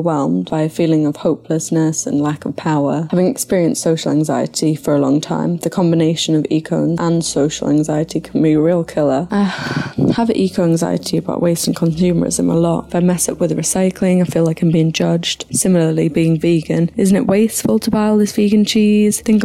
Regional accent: County Durham, North East England, United Kingdom; now in Canada; I'm from County Durham, UK. I live in Canada

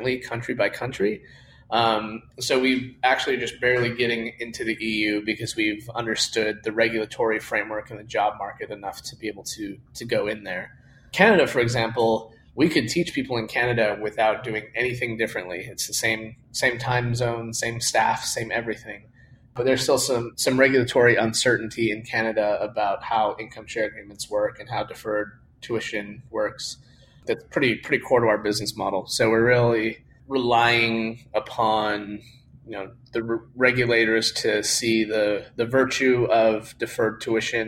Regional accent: Utah, United States; moved away as an adult; now in San Francisco, United States; I grew up in Utah

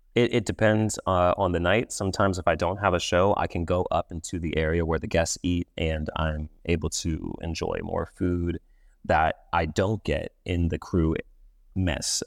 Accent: Los Angeles, California, United States; also born or lived in East Coast, United States; I grew up in Los Angeles for the most part. I was born on the East Coast, traveled around the East Coast a little bit, but ended up in Los Angeles when I was seven years old, and I've been there all of my life ever since.

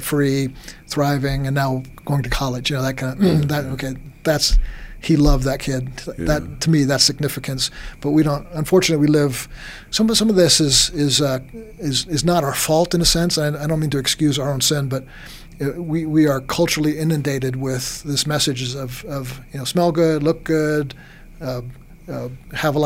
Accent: New York, United States; moved away; also born or lived in Texas; I grew up in New York. And when I was in New York, I kind of acted a bit like a New Yorker.

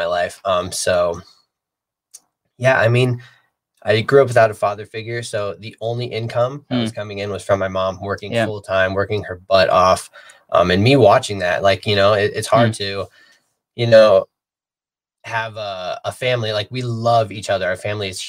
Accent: Midwest, United States; I was born in the Midwest, so basically like in the middle of the cornfield

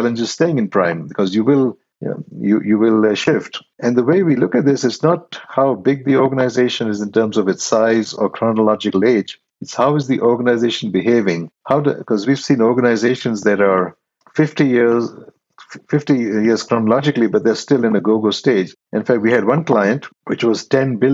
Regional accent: India; moved away; originally I'm from India.

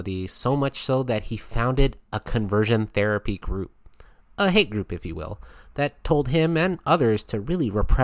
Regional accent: United States; my home country of the USA

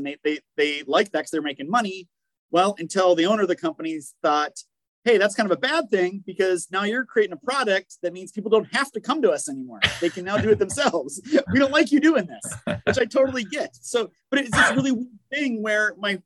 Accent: Minnesota, United States; moved away as an adult; now in South Carolina, United States; where I grew up in Minnesota

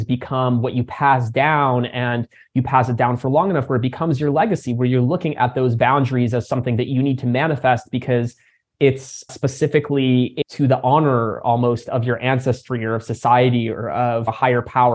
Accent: United States; also born or lived in Crimea; came over to the States as just a baby, and grew up in a community for refugees who were coming out of the region

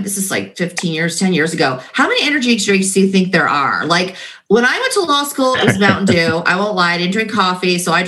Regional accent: California, United States; I'm from California

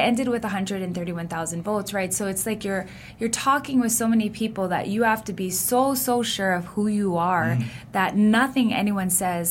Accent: Honolulu, Hawaii, United States; I was born in Kuku, raised in Hawaii Kai, went to Kamehameha schools.

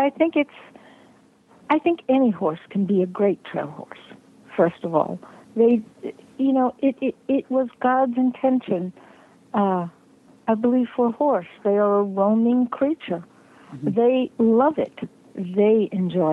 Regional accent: New York City, New York, United States; I grew up in New York City.

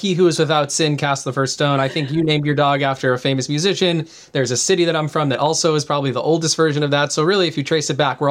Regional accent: Midwest, United States; I grew up in the Midwest

